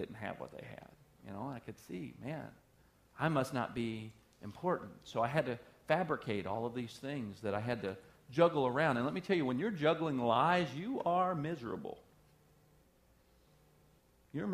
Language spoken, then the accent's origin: English; the South, United States; I'm from the South